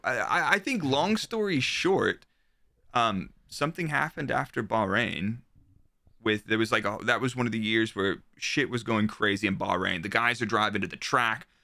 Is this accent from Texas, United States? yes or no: yes; Dallas, Texas, United States; moved away as an adult; I'm from Texas, so I was there until I was twenty-five